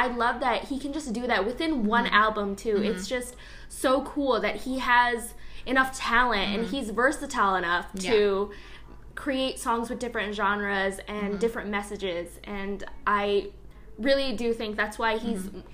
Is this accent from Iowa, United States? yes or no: yes; Bettendorf, Iowa, United States; even though I'm from Bettendorf, I still consider Chicago like my second home